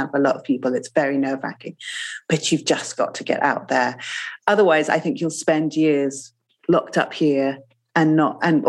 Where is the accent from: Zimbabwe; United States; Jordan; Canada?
Zimbabwe; moved away; I grew up in Zimbabwe